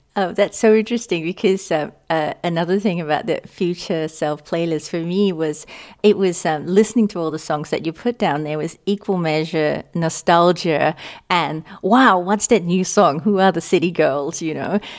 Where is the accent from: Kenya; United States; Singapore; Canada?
Singapore; moved away as an adult; also born or lived in Australia / London; I grew up in Singapore